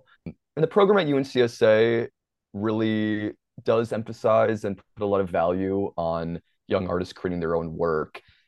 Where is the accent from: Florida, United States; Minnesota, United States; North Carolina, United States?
Minnesota, United States; growing up in the Twin Cities in Minnesota, I was around a lot of experimental theater artists growing up.